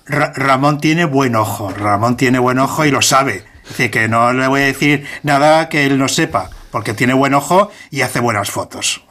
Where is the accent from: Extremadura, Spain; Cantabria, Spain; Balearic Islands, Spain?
Cantabria, Spain; soy de Cantabria y me gusta mucho el mar